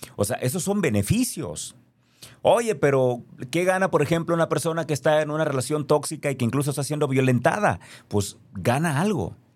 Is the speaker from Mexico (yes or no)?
yes; Mexico; Yo soy mexicano, nací aquí, no lo puedo cambiar.